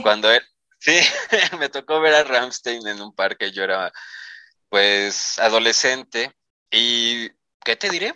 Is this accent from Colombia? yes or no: no; Mexico